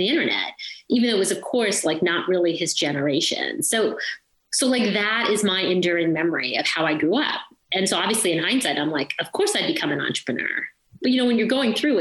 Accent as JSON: {"language": "English", "town": "St. Catharines", "region": "Ontario", "country": "Canada", "tie": "born or raised there", "moved": "yes", "said": "So I grew up in St. Catharines, Ontario. My parents immigrated to Canada when I was two. So I grew up in Ontario, and that's all I can really remember."}